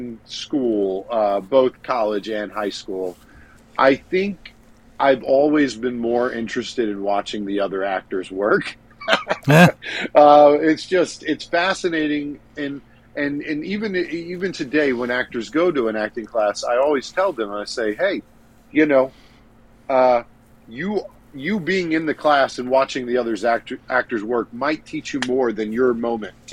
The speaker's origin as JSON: {"language": "English", "town": "Mandeville", "region": "Louisiana", "country": "United States", "tie": "born or raised there", "also_born_or_lived": "New Orleans", "said": "I basically grew up over in the Mandeville area doing a lot of talented theater"}